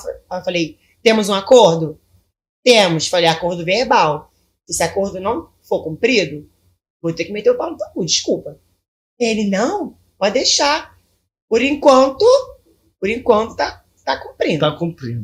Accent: Belford Roxo, Rio de Janeiro, Brazil; Eu sou de Belfor Roxo

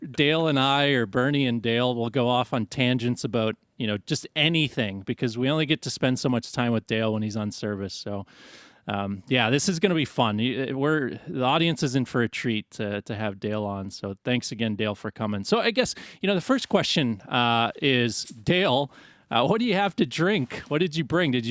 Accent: Canada; I'm Canadian

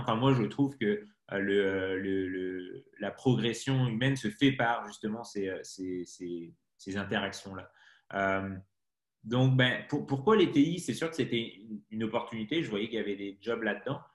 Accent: Brittany, France; moved away as an adult; also born or lived in Paris; Je suis breton, donc je suis pas du tout de citadin de base

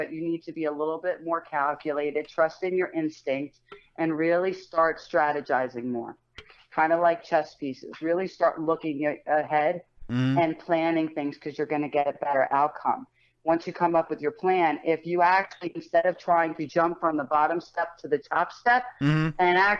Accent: Colts Neck, New Jersey, United States; I grew up in Colts Neck.

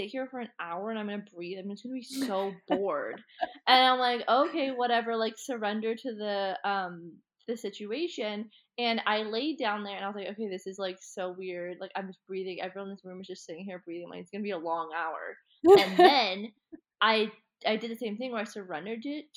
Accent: Collingwood, Ontario, Canada; moved away as an adult; now in Bali, Indonesia; I grew up in, like near Collingwood area, but on Georgian Bay

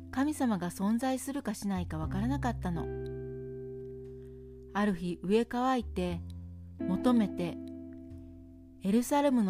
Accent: Japan; moved away; 日本人の私

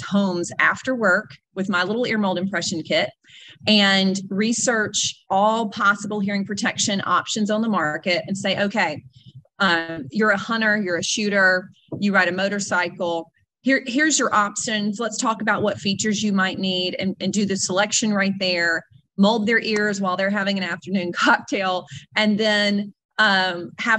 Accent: North Mississippi, United States; also born or lived in Nashville, Tennessee; I'm originally from North Mississippi

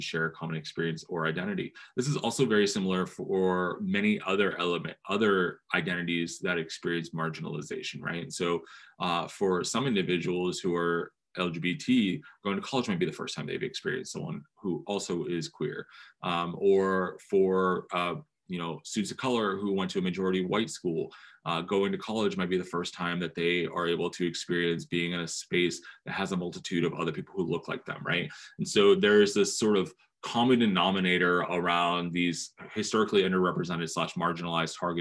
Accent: New Jersey, United States; I grew up in New Jersey

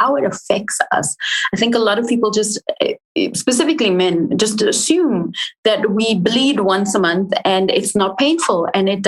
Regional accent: England, United Kingdom; moved away; also born or lived in Africa (born here, likely South Africa); I was born here, but I grew up in England

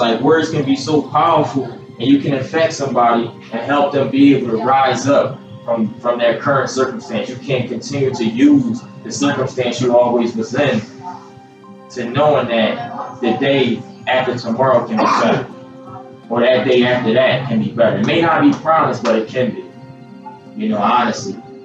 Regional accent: Philadelphia, Pennsylvania, United States; I'm from Philadelphia, PA originally

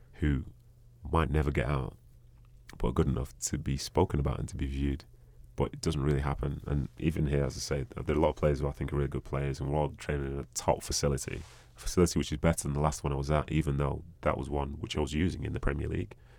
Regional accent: England, United Kingdom; moved away as an adult; also born or lived in Bolton; now in United States; I've lived most of my life over that, over in England

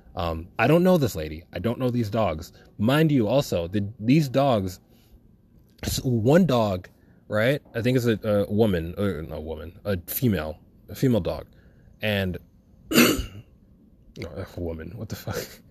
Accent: New York City, New York, United States; I'm from Brooklyn

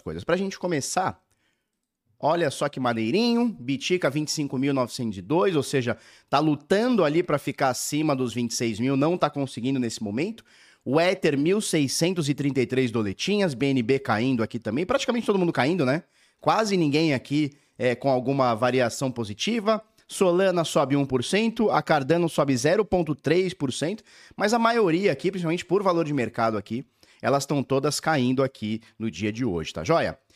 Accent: Brazil; como a gente é brasileira tudo

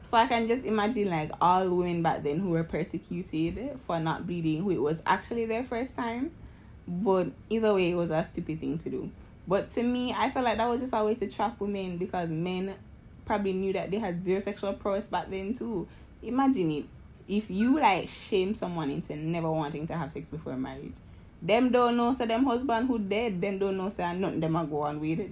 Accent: Jamaica; I'm from Jamaica

